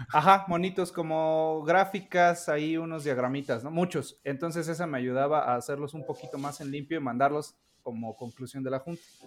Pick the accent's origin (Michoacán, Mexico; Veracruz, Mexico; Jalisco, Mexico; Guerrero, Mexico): Veracruz, Mexico; Orizaba; moved away; yo donde vivía, en Orizaba, Veracruz